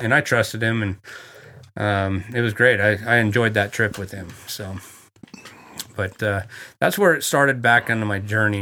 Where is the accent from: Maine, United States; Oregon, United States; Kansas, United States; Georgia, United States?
Oregon, United States; Coos Bay; I'm from Coos Bay, Oregon. That's where I was born